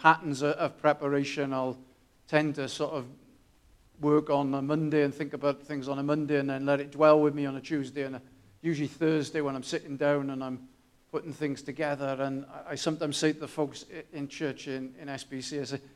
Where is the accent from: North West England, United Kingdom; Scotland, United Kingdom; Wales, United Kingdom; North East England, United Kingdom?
Wales, United Kingdom; Newport; moved away; I grew up in Newport